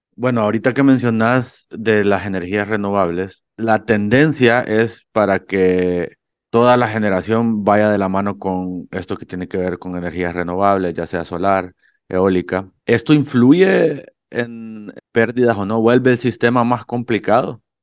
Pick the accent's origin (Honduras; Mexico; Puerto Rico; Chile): Honduras; en Honduras, que tenemos sol todo el día